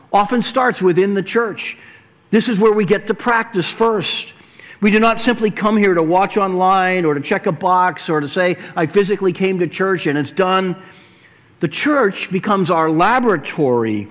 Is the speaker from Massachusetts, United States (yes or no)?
yes; Weymouth, Massachusetts, United States; where I grew up in Weymouth